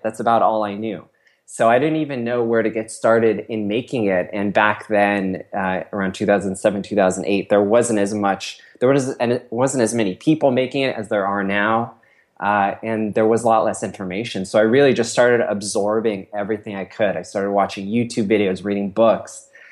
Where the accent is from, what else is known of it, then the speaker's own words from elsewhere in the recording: Cupertino, California, United States; I grew up in Cupertino, which is sort of in Silicon Valley